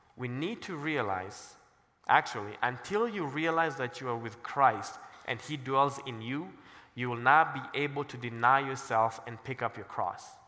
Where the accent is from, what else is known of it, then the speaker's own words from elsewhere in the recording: Kenya; also born or lived in Cincinnati; now in Colorado Springs, United States; I'm black and I'm from Kenya